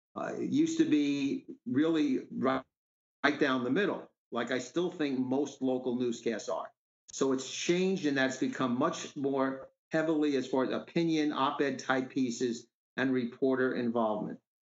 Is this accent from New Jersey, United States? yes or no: yes; River Edge, New Jersey, United States; River Edge, uh, my hometown